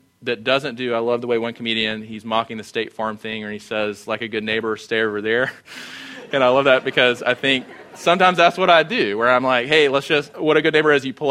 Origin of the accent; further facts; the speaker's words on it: Sumter, South Carolina, United States; moved away; I grew up in Sumter.